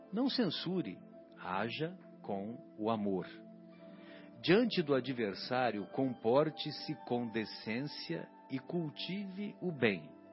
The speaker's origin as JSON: {"language": "Portuguese", "town": "São José do Rio Pardo", "region": "São Paulo", "country": "Brazil"}